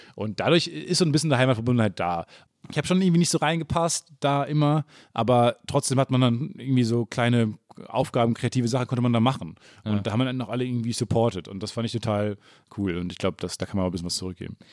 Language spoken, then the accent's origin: German; Kamen, North Rhine-Westphalia, Germany; Kam, wo ich herkomme, 30.000 oder was